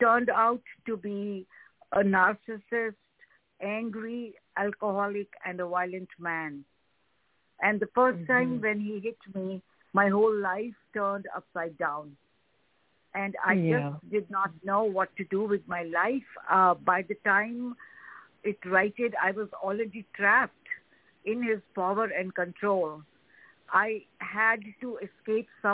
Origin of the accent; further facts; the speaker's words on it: New Delhi, Delhi, India; moved away as an adult; now in Chicago, United States; So I was born in New Delhi, and I grew up in a enlightened family